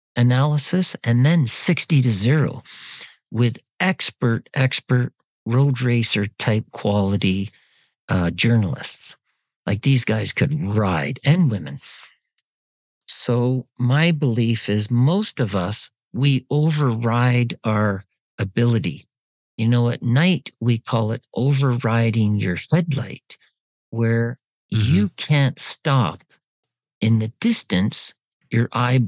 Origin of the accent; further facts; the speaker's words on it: Canada; And as a Canadian, it was expensive.